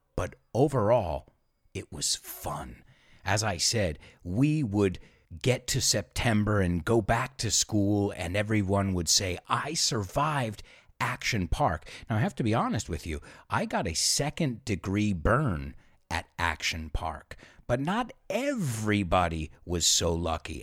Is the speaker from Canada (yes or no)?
no; Spain; moved away; also born or lived in United States; growing up in Spain